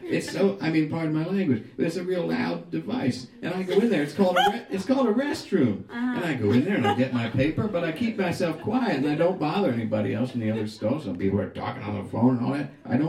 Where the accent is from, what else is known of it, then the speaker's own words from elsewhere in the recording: Pennsylvania, United States; Yeah, I'm a little bit further down Route 30.